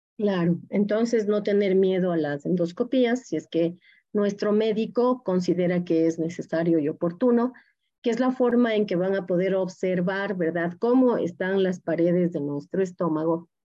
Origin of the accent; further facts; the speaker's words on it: Loja, Ecuador; las personas que venimos de Loja tomamos mucho café